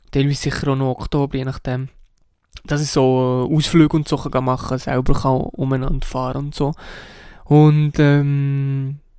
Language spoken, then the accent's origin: German; Switzerland; Und das ist sicher nicht nur bei uns in der Schweiz so, sondern eigentlich auch in anderen Ländern so.